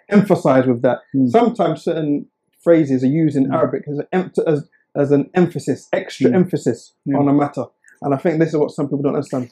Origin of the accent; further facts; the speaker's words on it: Oxford, South East England, United Kingdom; I was born and raised in Oxford